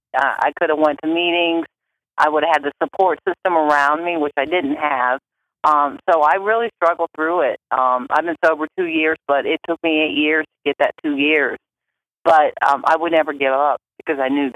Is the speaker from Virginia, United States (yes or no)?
no; Akron, Ohio, United States; I'm from Akron, Ohio.